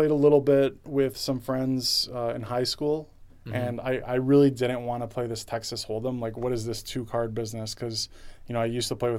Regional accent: Toronto, Ontario, Canada; I grew up in Toronto

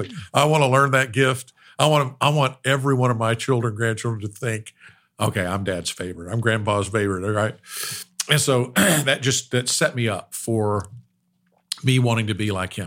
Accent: Ada, Oklahoma, United States; I grew up in Ada, Oklahoma. my grandfather moved from Little Rock, Arkansas in 1952, moved to Bethany, Oklahoma

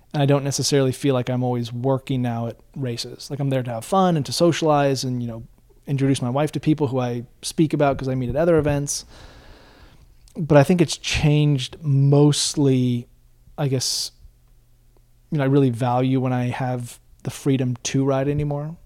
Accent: Bend, Oregon, United States; growing up in Bend, driving over to Portland

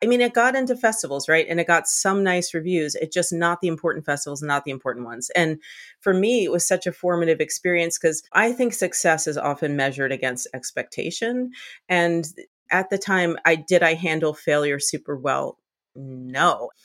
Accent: Boston, Massachusetts, United States; born or raised there; moved away

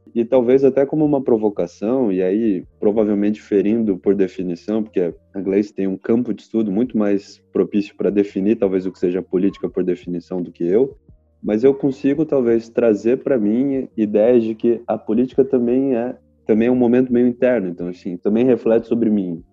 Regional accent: Brazil; somos brasileiros

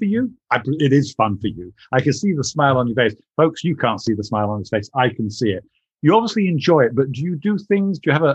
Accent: England, United Kingdom; being English

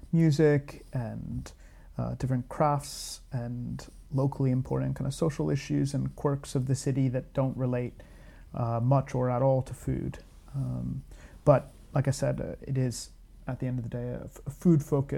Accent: United States; moved away as an adult; also born or lived in Glasgow, United Kingdom; now in London, United Kingdom; I'm American

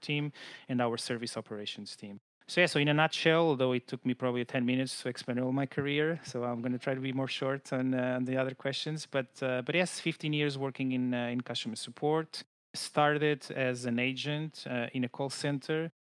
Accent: Lisbon, Portugal; I'm based in Portugal, so I'm originally from Lisbon.

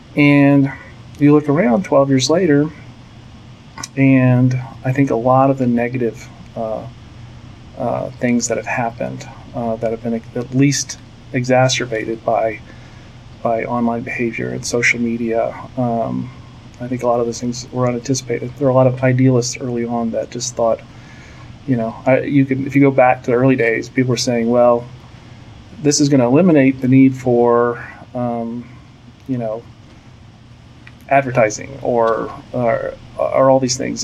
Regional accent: Virginia Beach, Virginia, United States; moved away as an adult; also born or lived in Pensacola, Florida; now in Dallas, United States; I was born in Pensacola, Florida, but moved uh, as a small child to uh, Virginia Beach, Virginia.

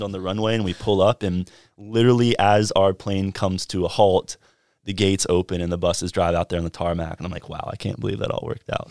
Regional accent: Fuquay-Varina, North Carolina, United States; I'm from Fuquay Varina, just south of Raleigh

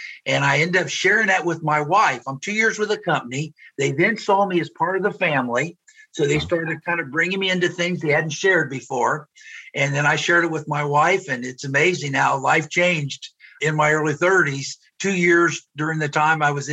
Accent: Cincinnati, Ohio, United States; moved away as an adult; also born or lived in Ithaca, New York / Frankfurt, Germany / Decatur, Illinois; I grew up in the Cincinnati area

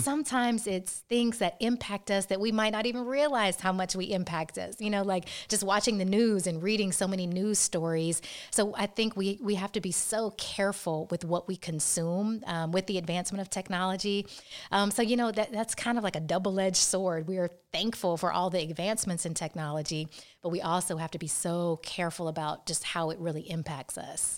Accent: Atlanta, Georgia, United States; I often feel so blessed to be from a city like Atlanta

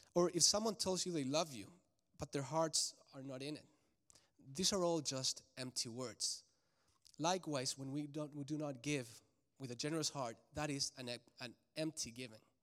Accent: Santiago, Santiago Metropolitan Region, Chile; now in Charlotte, United States; I was raised in Santiago de Chile, which is the capital, and it's a huge city, about six million people.

